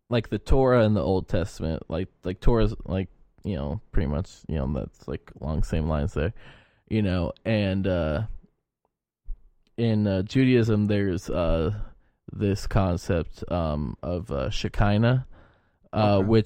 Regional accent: Yorkshire and the Humber, United Kingdom; As a Yorkshire man, I said no.

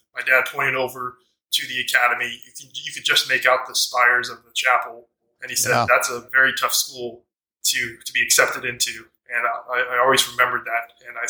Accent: Albuquerque, New Mexico, United States; I grew up in Albuquerque, New Mexico.

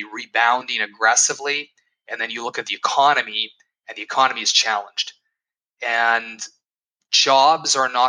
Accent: Edmonton, Alberta, Canada; I was born in Edmonton

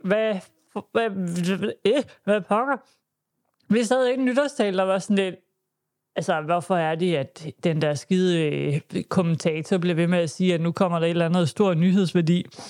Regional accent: Denmark

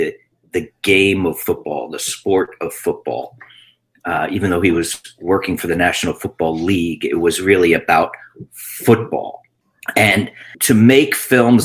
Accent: Long Island, New York, United States; also born or lived in Queens, New York City; I was born in Queens, New York City, and my family moved out to Long Island, where I grew up and went to high school

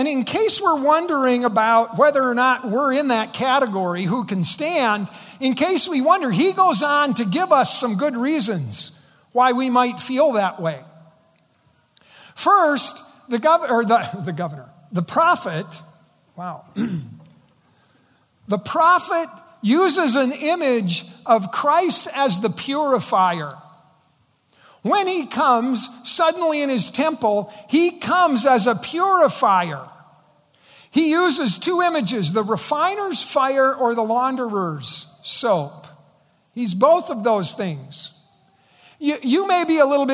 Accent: South Dakota, United States; the local American Legion in my hometown said, we're going to pay to send these eighth graders to the South Dakota Capitol in Pierre

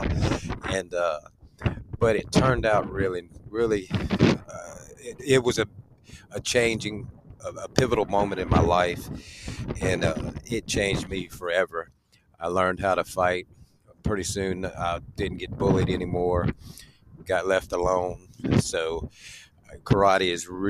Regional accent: Baton Rouge, Louisiana, United States; also born or lived in New Orleans, Louisiana; Moved to Baton Rouge

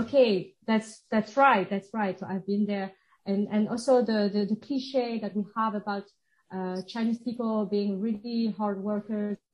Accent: suburbs of Paris, Île-de-France, France; first language French; English is a second language; moved away as an adult; also born or lived in Switzerland; I grew up in uh, the suburb of Paris

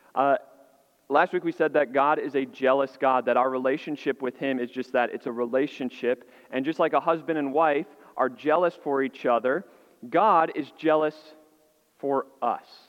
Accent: Illinois, United States; moved away; I grew up in Illinois, and so we had snow

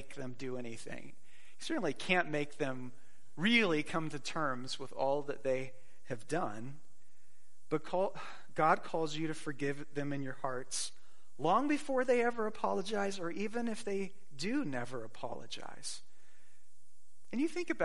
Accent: Phoenix, Arizona, United States; moved away; I grew up in Phoenix and we went to the Fiesta Bowl quite a bit as children

